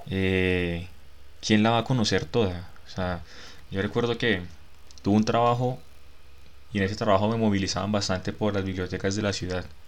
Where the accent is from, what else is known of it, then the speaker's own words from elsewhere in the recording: Barrancabermeja, Santander, Colombia; moved away as an adult; now in Bogotá, Colombia; en Barranca, yo prácticamente que ni salí de Santander cuando vivía allá